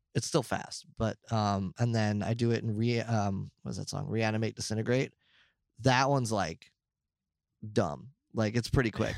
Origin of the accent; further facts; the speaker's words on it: United States; I'm American